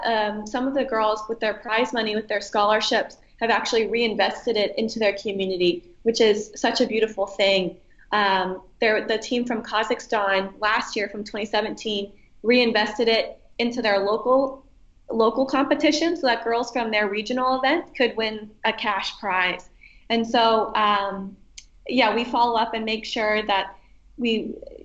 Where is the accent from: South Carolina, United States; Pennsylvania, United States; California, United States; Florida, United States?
Pennsylvania, United States; Erie; I chose to serve in my hometown in Erie, Pennsylvania